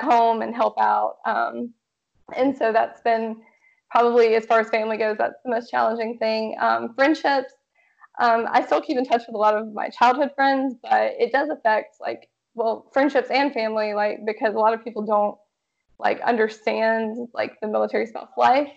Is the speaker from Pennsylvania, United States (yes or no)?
no; Georgia, United States; moved away as an adult; now in Washington, United States; Originally, I'm from Georgia